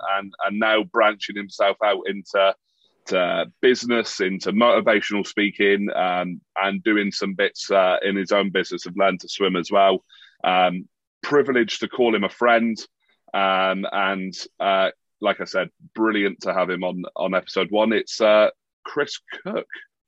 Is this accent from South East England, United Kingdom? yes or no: no; Plymouth, South West England, United Kingdom; my hometown of Plymouth.